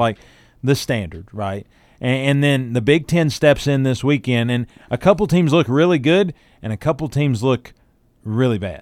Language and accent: English; Newport, Tennessee, United States; my hometown? Yeah. Newport.